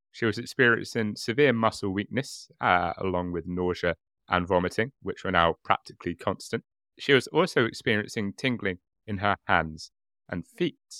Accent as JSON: {"language": "English", "country": "United Kingdom", "said": "being British"}